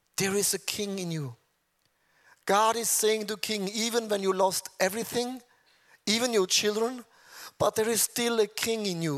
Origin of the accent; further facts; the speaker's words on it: Switzerland; I'm from Switzerland